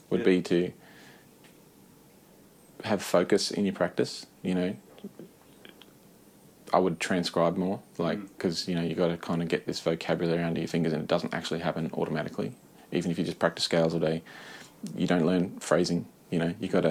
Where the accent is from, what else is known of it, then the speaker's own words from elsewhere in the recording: Brisbane, Queensland, Australia; Brisbane, which was my hometown